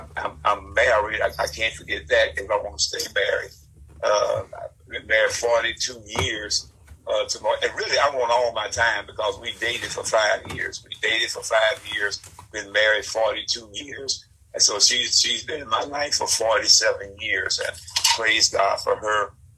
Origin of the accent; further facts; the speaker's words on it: East St. Louis, Illinois, United States; moved away as an adult; also born or lived in New Orleans; now in Chicago, United States; Well, I'm originally from East St. Louis, Illinois. That's where I was raised. And there's a little entanglement there because I was born in St. Louis, Missouri. Raised up in East St. Louis, Illinois. We call the Metro East area.